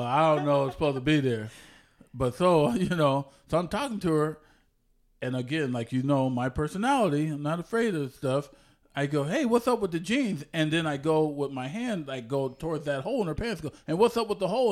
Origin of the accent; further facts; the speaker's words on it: San Jose, California, United States; also born or lived in Oklahoma / Ohio; I was born in San Jose, California